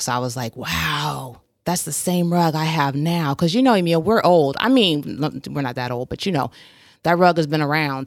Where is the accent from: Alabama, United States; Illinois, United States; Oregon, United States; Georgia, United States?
Oregon, United States; Portland; growing up in Portland